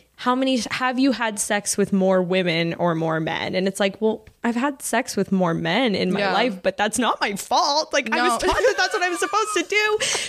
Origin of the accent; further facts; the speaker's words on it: Texas, United States; I grew up in Texas